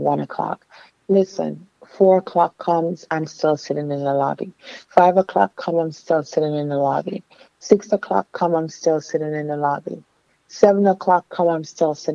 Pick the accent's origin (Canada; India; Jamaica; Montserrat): Jamaica; Kingston; also born or lived in New York / Miami, Florida; now in Florida, United States; I came here from Kingston, Jamaica